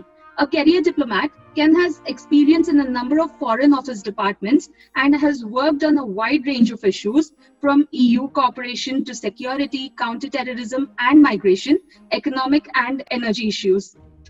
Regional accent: India; now in United Kingdom; my home country is India and I presently live in the UK.

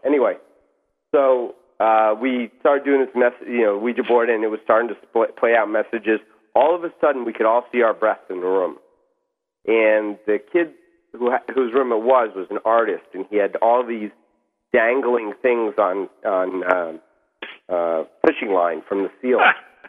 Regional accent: New York, United States; Long Island.

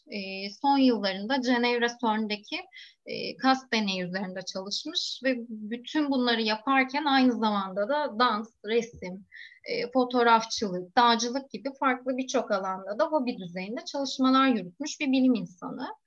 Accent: Ayvalık, Balıkesir, Turkey; moved away as an adult; now in Istanbul, Turkey; ben Ayvalık'ta büyüdüm. üniversite için İstanbul'a gelip

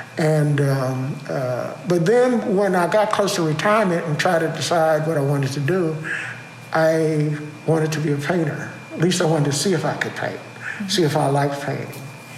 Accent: New York, United States; moved away as an adult; now in Houston, United States; when I was growing up in New York.

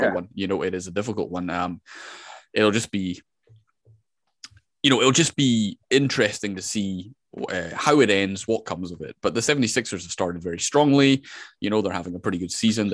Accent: Scotland, United Kingdom; I am from Scotland.

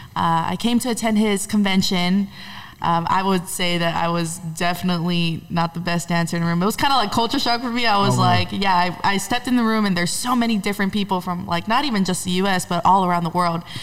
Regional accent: Honolulu, Hawaii, United States; now in Los Angeles, United States; I'm originally from Honolulu, Hawaii

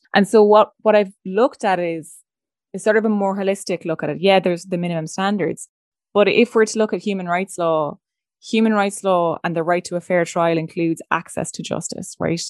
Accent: Leinster, Ireland; I'm from Laois

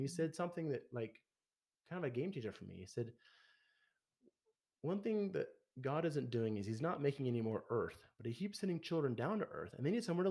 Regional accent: Logan, Utah, United States; my hometown of Logan

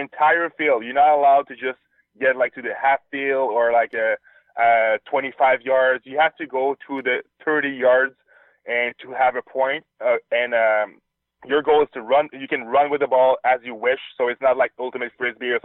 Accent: Quebec City, Quebec, Canada; I'm from Quebec City, the French part of Canada.

